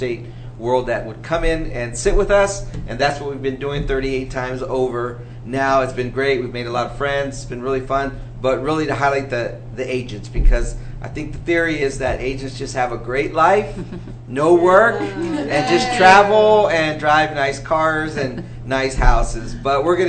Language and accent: English; California, United States; moved away; we're originally from California